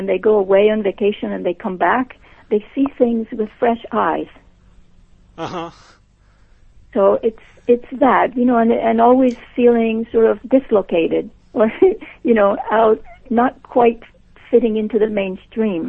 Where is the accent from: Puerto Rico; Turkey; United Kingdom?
Puerto Rico; moved away; I was born and raised and educated in Puerto Rico